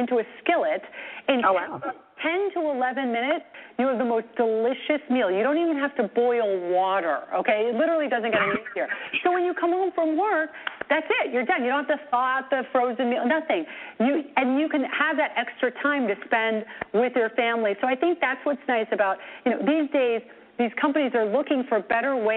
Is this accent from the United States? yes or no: no; Naples, Campania, Italy; I was born in Naples, Italy